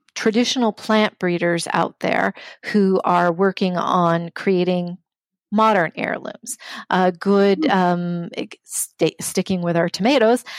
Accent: Omaha, Nebraska, United States; also born or lived in Riverside, California; now in St. Paul, United States; from the age of 10 years on, I grew up in Nebraska um, in the community of Omaha

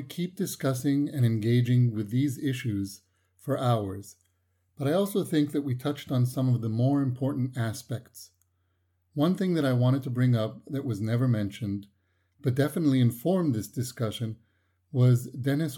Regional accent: Haifa, Haifa District, Israel; my hometown of Haifa

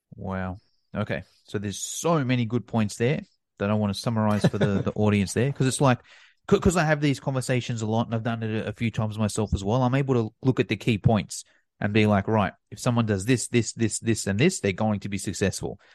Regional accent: Australia; me in Australia, you know, I've got some advantages being Australian

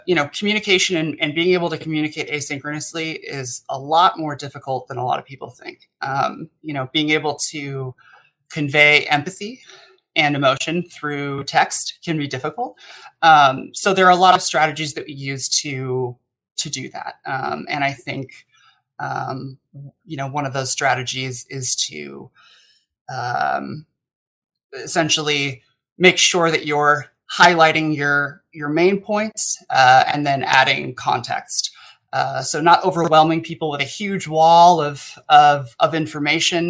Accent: United States; as an American myself

